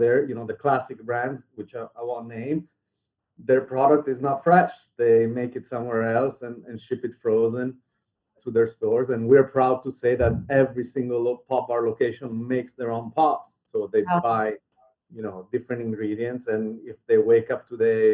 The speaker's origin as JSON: {"language": "English", "country": "Italy", "tie": "born or raised there", "moved": "as an adult", "lives_now": "New York City, United States", "said": "I grew up in Italy, and I moved to New York for college when I was 18."}